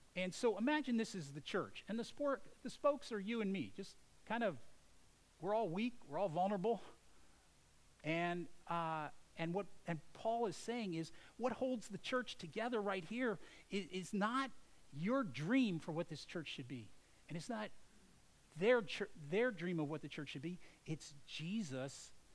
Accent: United States; as an American

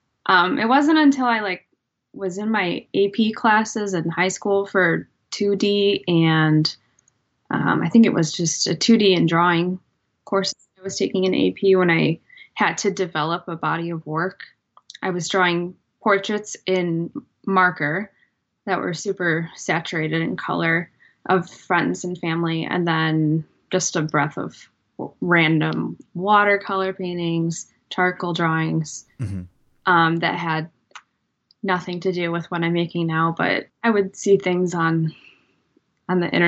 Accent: Crystal Lake, Illinois, United States; now in McHenry, United States; Right now I'm in McHenry, Illinois, and I grew up in Crystal Lake, Illinois, so just moved a couple miles north

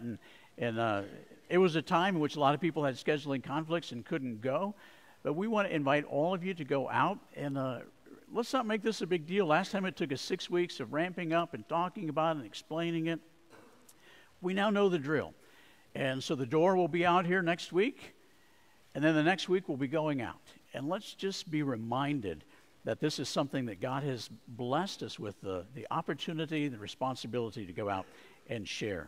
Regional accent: Sierra Vista, Arizona, United States; moved away; Sierra Vista, Arizona is right next to Fort Huachuca military base.

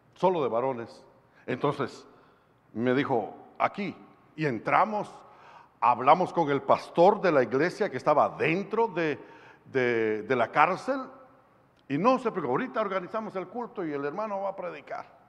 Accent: Guatemala; de Guatemala, un evangelista

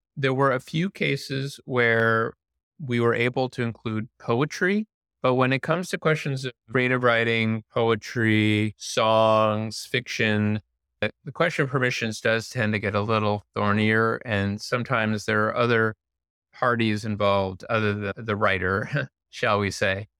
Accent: Indiana, United States; I grew up in Indiana and went to public school

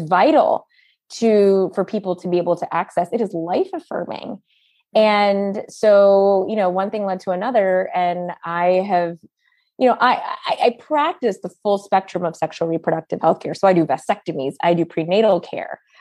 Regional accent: United States; also born or lived in Brooklyn, New York; we were born, my siblings and I were born in the United States

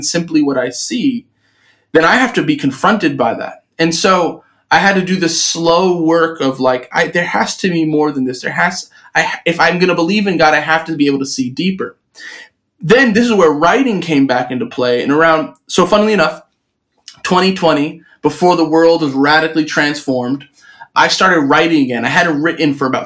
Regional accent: New York City, New York, United States; born or raised there

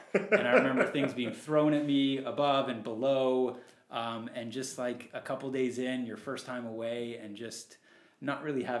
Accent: San Diego, California, United States; we grew up in San Diego

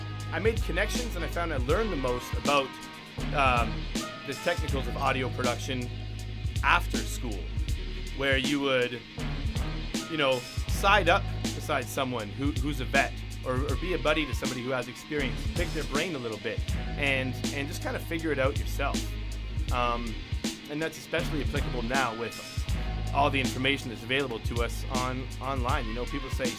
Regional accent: Tualatin, Oregon, United States; I grew up in Tawasin

